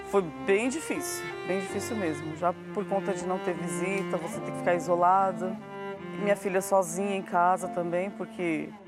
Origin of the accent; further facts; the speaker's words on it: São Paulo, Brazil; sou daqui de São Paulo, trabalho na área da saúde